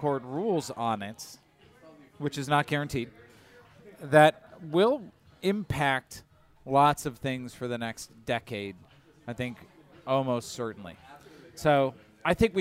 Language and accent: English; Michigan, United States; I grew up in Michigan.